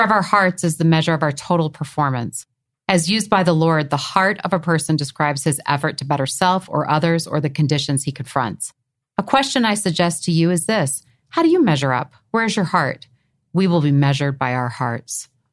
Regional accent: New England, United States; as a child growing up in New England

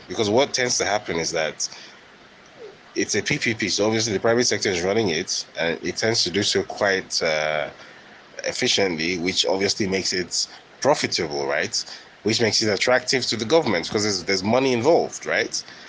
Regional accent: Nigeria; You know, I don't really get anything else from being a Nigerian. So, you know, after all, Nigeria has oil

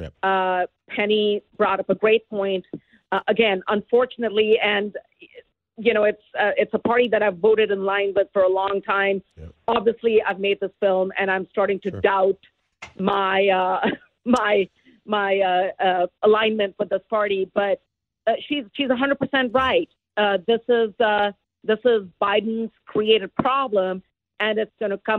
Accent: Dharamsala, Himachal Pradesh, India; now in United States; I was born in Dharamsala

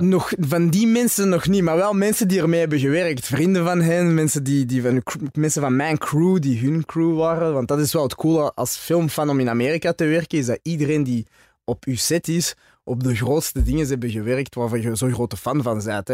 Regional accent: Antwerp, Flanders, Belgium; first language French; Dutch is a second language; moved away as an adult; also born or lived in Brussels; ik ben dan in Antwerpen geboren en opgegroeid in Antwerpen

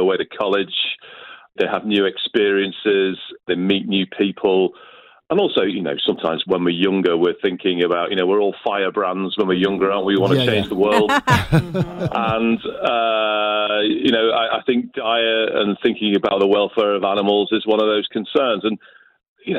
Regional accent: Liverpool, North West England, United Kingdom; moved away as an adult; I grew up in Liverpool, and my nan was Irish

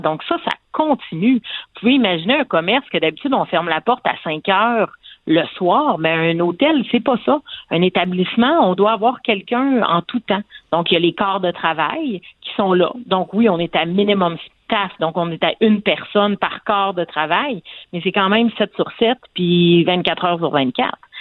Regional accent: Quebec, Canada; en tant que Québécois

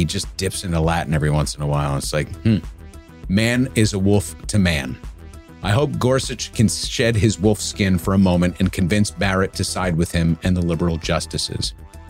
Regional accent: Ireland; Maybe it's because being Irish, I house within my bones a vestige of the historical trauma inflicted upon us by the British.

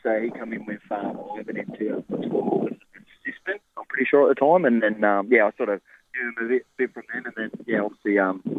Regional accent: New South Wales, Australia; moved away as an adult; now in Sydney, Australia; my hometown where I grew up.

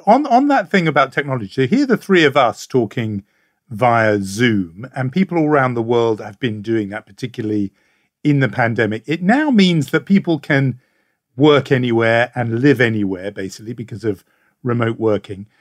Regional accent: United Kingdom; as a Brit

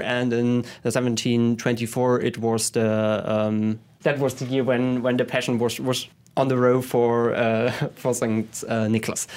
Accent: Leipzig, Saxony, Germany; I was born in Leipzig and, uh, grew up there.

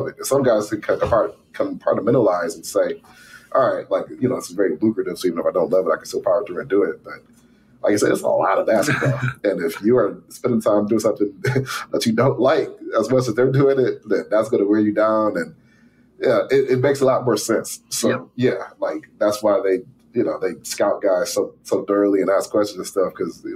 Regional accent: Detroit, Michigan, United States; I grew up, you know, like born and raised in Detroit, watched the Pistons and all

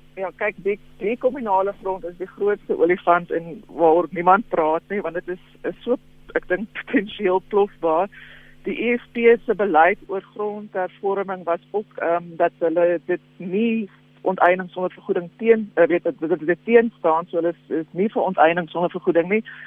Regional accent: South Africa; as Suid-Afrikaners

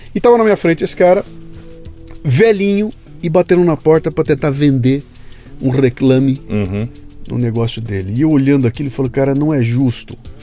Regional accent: Bauru, São Paulo, Brazil; moved away; eu tinha uma coluna semanal no Jornal da Cidade de Bauru, na minha terra

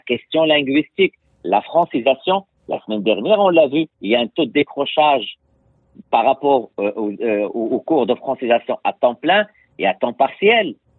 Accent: Quebec, Canada; en tant que Québécois

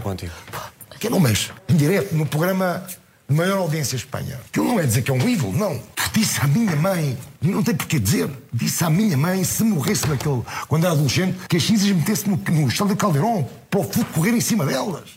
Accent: Portugal; E eu sou português. Vitor, eu sou português, eu não sou espanhol

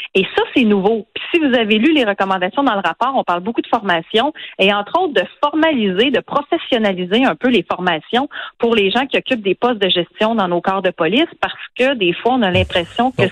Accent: Quebec City, Quebec, Canada; je viens de Québec. Je vous l'ai dit, j'ai grandi sur la rive sud et dans Louis Hébert, en banlieue ouest de Québec

